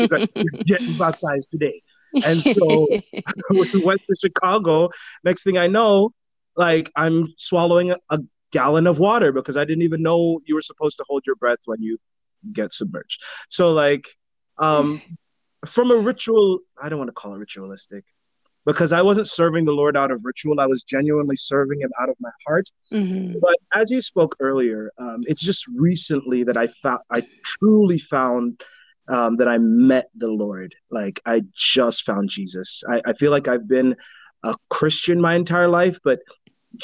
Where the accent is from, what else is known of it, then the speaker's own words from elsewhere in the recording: Jamaica; also born or lived in United States; now in Canada; I was born in Jamaica in the church